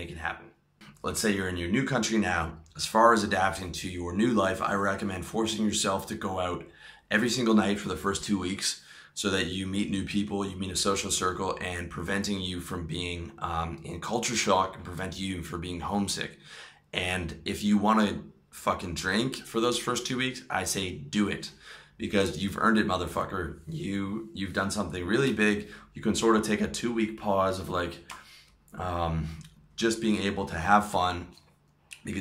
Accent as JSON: {"language": "English", "town": "Toronto", "region": "Ontario", "country": "Canada", "tie": "born or raised there", "also_born_or_lived": "Philippines", "moved": "as an adult", "lives_now": "Thailand", "said": "my hometown of Toronto"}